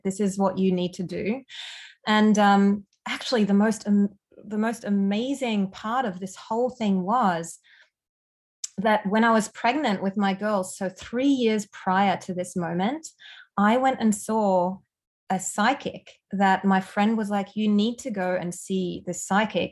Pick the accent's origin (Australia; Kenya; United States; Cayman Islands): Australia; accent: Aussie; moved away as an adult; also born or lived in Germany / Melbourne, Australia; now in Canada; I'm originally from Germany, but I spent a lot of my youth growing up in Australia. So, hence the Aussie accent